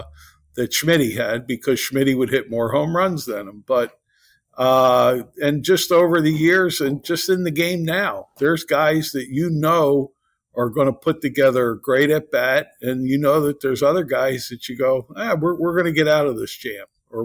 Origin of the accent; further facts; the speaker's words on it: Philadelphia, Pennsylvania, United States; I grew up in Philadelphia.